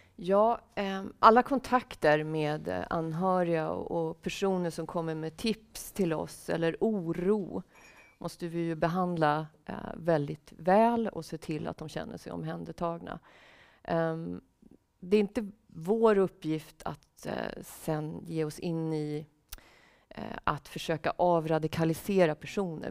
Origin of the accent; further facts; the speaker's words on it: Sweden; also born or lived in Russia / Canada / Finland; vi som svenskar